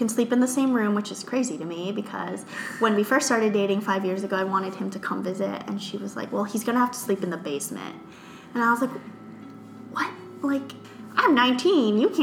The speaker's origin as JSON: {"language": "English", "country": "United States", "tie": "born or raised there", "said": "growing up in the Philippines is a lot different than growing up here. And my family and I were first generation Americans"}